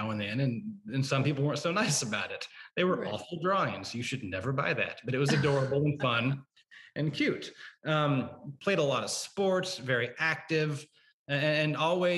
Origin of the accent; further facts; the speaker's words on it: Oklahoma, United States; now in Chicago, United States; I'm from Oklahoma originally. Wow. So a suburb just north of Oklahoma City.